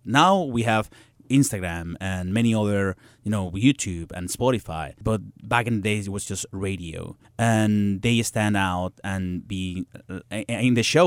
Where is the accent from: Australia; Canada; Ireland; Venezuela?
Venezuela; English is a second language; moved away as an adult; now in New York, United States; I'm coming from Venezuela, from to United States, learning English because that was the reason that I moved to New York to New York to study English